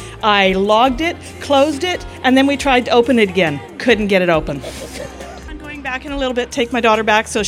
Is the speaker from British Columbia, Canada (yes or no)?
yes; Aldergrove, British Columbia, Canada